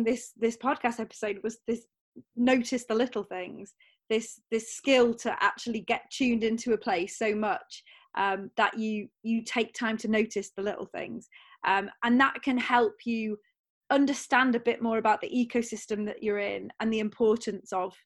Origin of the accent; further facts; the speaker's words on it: North Wales, United Kingdom; now in near Heathrow Airport, United Kingdom; I grew up in North Wales. So I grew up near Snowdonia National Park